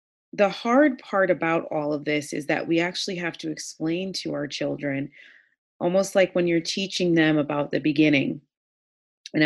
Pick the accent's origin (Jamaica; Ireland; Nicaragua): Jamaica; now in United States; I was born in Jamaica